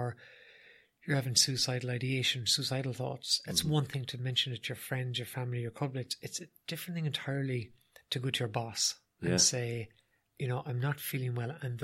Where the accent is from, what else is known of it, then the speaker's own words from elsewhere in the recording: Ireland; as Irish people